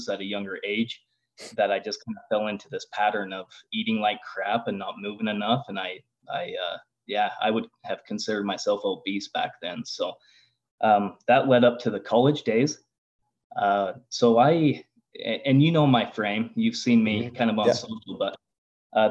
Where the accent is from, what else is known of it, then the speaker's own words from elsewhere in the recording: Lava Hot Springs, Idaho, United States; I grew up in Lava Hot Springs